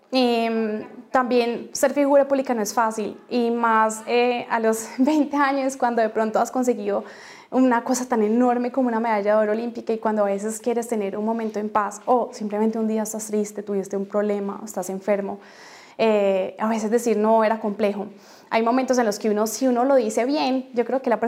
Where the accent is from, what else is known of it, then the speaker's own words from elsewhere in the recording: Colombia; que nos sintiéramos orgullosos de ser colombianos y decir que somos colombianos.